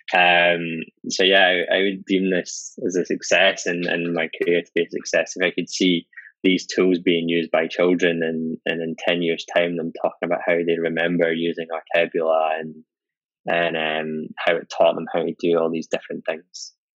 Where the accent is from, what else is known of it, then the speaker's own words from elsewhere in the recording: Scotland, United Kingdom; being Scottish